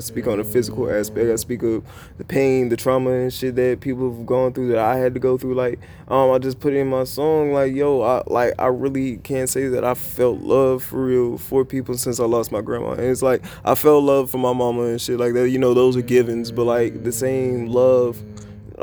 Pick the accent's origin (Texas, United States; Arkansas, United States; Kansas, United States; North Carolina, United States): North Carolina, United States; Charlotte; moved away; also born or lived in Oxford, North Carolina; I was born in Charlotte, raised in Charlotte, but Oxford molded me